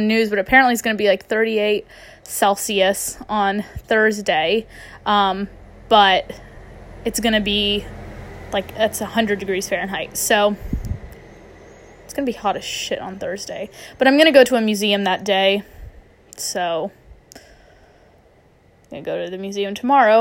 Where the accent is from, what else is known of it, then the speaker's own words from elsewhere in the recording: Jacksonville, Florida, United States; moved away as an adult; also born or lived in Los Angeles, United States; now in London, United Kingdom; I'm from Jacksonville, Florida